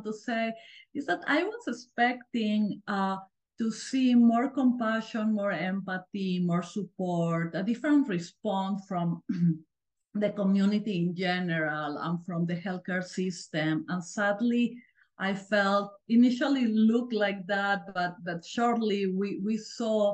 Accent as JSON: {"language": "English", "country": "Peru", "tie": "born or raised there", "moved": "as an adult", "lives_now": "United States", "said": "I grew up in Peru and I went to medical school there"}